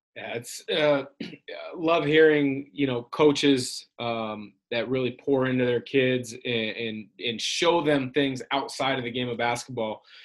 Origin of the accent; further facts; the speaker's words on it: Vancouver, Washington, United States; I grew up in Vancouver, which is near Portland, so I was a Blazer fan